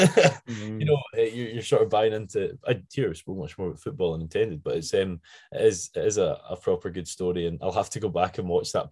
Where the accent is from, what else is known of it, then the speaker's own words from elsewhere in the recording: Arran, Scotland, United Kingdom; I've born and bred in Scotland